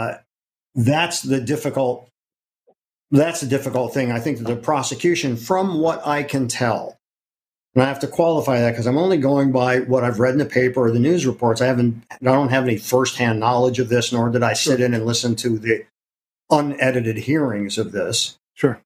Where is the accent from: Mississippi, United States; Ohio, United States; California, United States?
Ohio, United States; moved away as an adult; now in New York City, United States; I'm from Ohio. But okay. I've lived in New York way, way longer